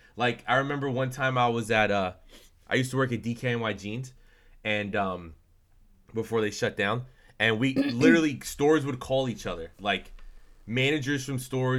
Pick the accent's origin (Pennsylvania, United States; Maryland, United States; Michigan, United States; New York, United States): New York, United States; This is the life of growing up in the Hudson Valley.